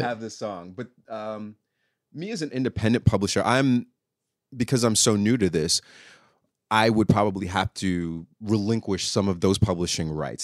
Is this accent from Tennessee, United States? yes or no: no; New York City, New York, United States; moved away as an adult; now in Oklahoma, United States; I grew up in New York City and didn't move mm-hmm. to mm. Oklahoma till maybe 19 years ago.